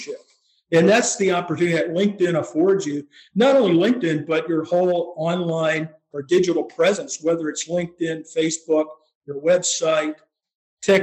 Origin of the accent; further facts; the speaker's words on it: Pennsylvania, United States; moved away as an adult; also born or lived in Colorado; I grew up here in Pennsylvania, but spent a lot of my time, my professional career, out in Colorado